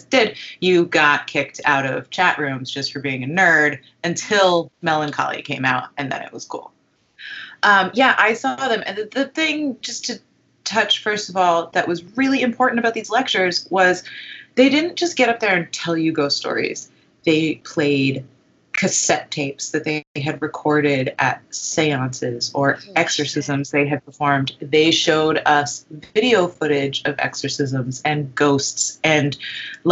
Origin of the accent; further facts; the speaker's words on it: Connecticut, United States; I grew up in Connecticut